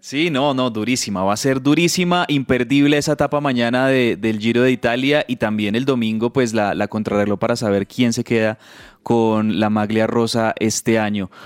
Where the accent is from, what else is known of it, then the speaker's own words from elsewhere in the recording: Colombia; como colombiano